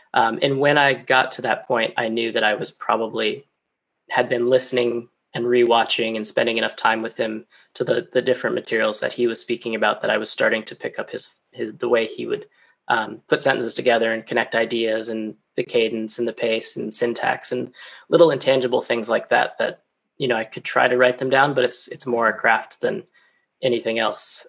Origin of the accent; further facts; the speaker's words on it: Colorado, United States; moved away as an adult; now in London, United Kingdom; back home in my home state of Colorado